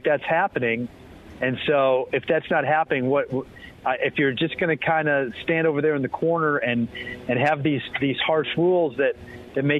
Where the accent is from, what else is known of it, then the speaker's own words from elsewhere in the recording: Chicago, Illinois, United States; I grew up in the Chicago area.